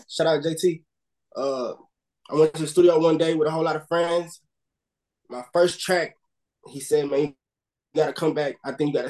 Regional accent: Houston, Texas, United States; I'm from H-Town, born and raised

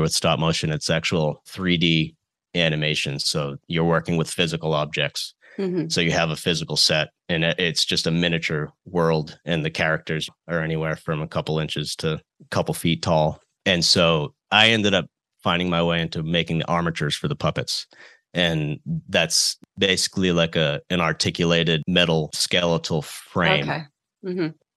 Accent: East Coast, United States; moved away as an adult; also born or lived in Los Angeles; I grew up on the East Coast, and I decided I'm going to head out

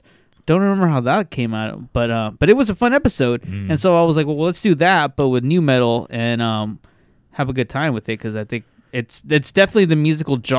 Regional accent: Bakersfield, California, United States; growing up in the fucking hood in Bakersfield, California

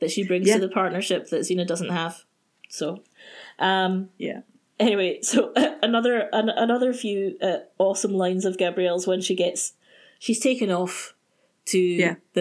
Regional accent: Glasgow, Scotland, United Kingdom; I'm from Glasgow

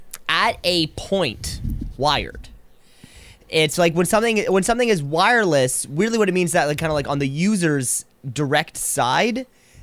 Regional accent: Kitchener, Ontario, Canada; I am from Kitchener is one of the youngest cities, one of the newest cities.

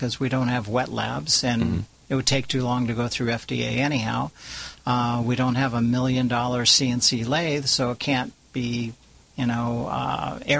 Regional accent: California, United States; also born or lived in Orange County, California; I'm a Californian, married to a Californian, been living in Orange County for 42 years

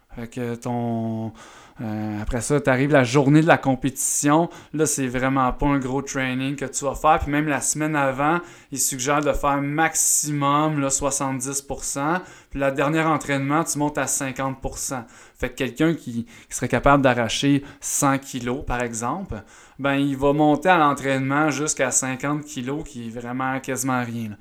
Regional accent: Eastern Townships, near Sherbrooke, Quebec, Canada; je viens des cantons de l'Est. Euh, je viens d'un petit village proche de, Sherbrooke.

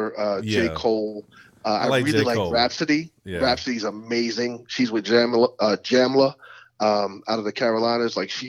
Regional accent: Ireland; Because whereas I can come over here as an Irish person, and once my children don't have an accent, they're American.

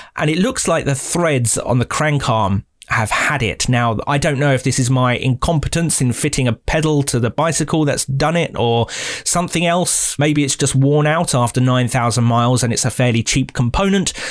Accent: United Kingdom; as a Brit

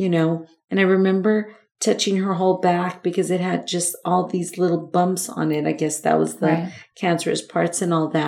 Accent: Los Angeles, California, United States; I was born in Los Angeles. I'm a native, which is very rare. I am totally a native

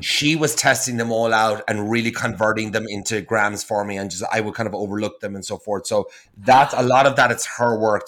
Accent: Ireland; moved away; I'm from Ireland

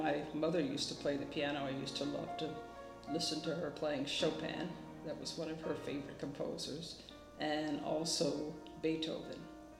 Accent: Philadelphia, Pennsylvania, United States; moved away as an adult; also born or lived in Germany / Boston; originally from Philadelphia.

